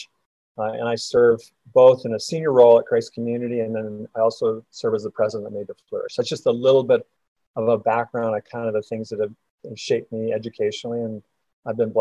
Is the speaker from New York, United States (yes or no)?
no; rural Minnesota, United States; moved away as an adult; also born or lived in North Dakota / Dallas, Texas; now in Kansas City, United States; I grew up in Minnesota, rural Minnesota, so I'm a northerner.